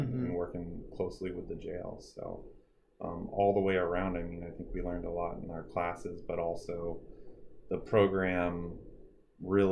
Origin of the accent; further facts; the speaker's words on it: Carbondale, Illinois, United States; I'm from Carbondale, Illinois, which is way down south